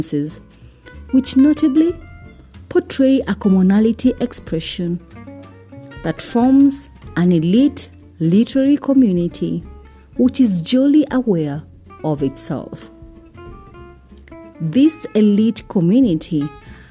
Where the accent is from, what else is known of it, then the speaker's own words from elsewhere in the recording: Kenya; I am uniquely Kenyan and relevantly African